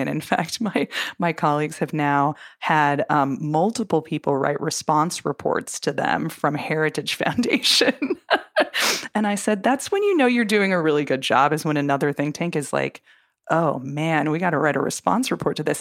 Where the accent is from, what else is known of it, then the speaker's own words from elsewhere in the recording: Minnesota, United States; even in Minneapolis, um, in my home state